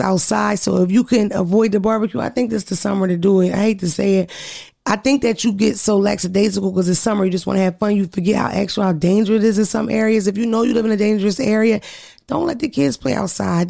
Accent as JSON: {"language": "English", "town": "Philadelphia", "region": "Pennsylvania", "country": "United States", "said": "I'm from North Philly"}